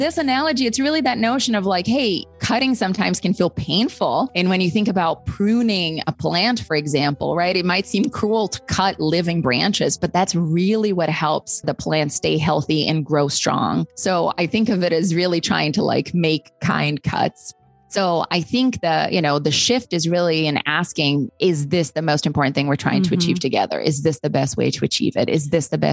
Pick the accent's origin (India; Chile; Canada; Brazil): Brazil; moved away; growing up, particularly like growing up in Brazil